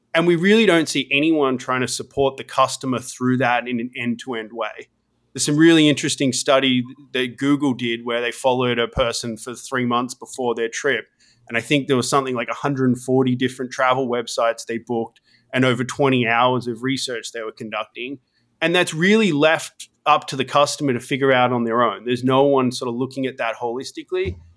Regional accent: Australia; moved away as an adult; also born or lived in Sydney; now in United States; I grew up in Australia, studied I T

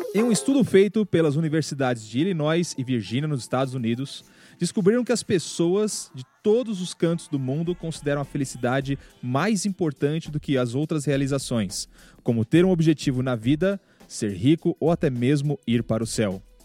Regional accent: São Paulo, Brazil; Eu, eu nasci em São Paulo

